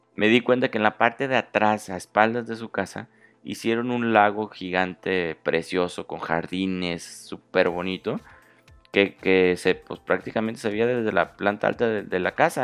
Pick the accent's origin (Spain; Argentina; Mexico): Mexico; yo soy de México